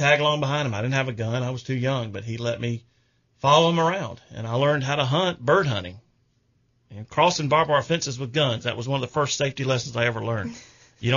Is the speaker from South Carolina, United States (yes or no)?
yes; Columbia, South Carolina, United States; I was born in June of 67. At the Columbia Baptist Hospital in Columbia, right there where we're listening to now